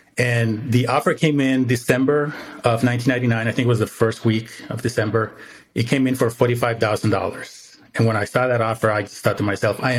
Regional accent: Mexico; moved away as an adult; now in United States; I was born in the States, but I didn't grow up in the States, right? So I grew up in Mexico.

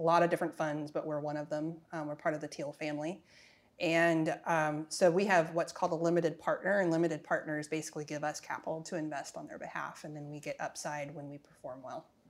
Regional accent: Arizona, United States; I'm from Arizona

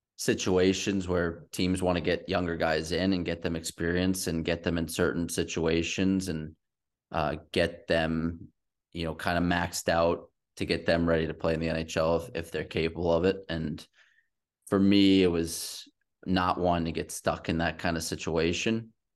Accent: New York, United States; also born or lived in Queens; I'm from the East Coast. There's not a lot of New York people that leave New York.

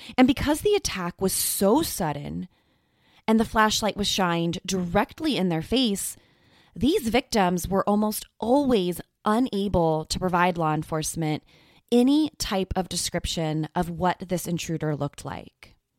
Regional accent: California, United States; my home state of California

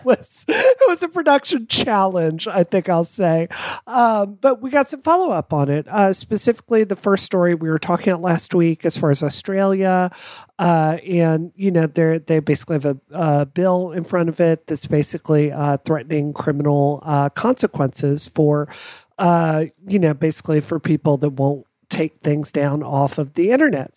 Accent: United States; I'm American

